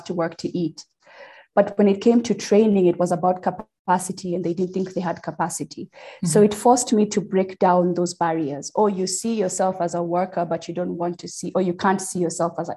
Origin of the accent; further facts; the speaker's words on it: Kenya; moved away as an adult; now in United States; I am a Kenyan born and raised, but I'm an American in naturalization. And I moved to America when I was about 21.